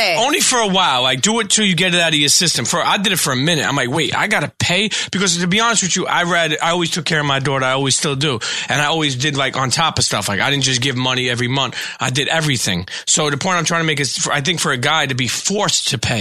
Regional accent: New York City, New York, United States; I'm from Brooklyn

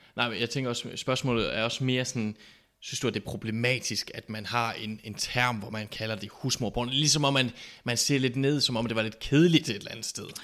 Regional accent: Southern Jutland, Southern Denmark, Denmark; vi kommer jo fra Sønderjylland

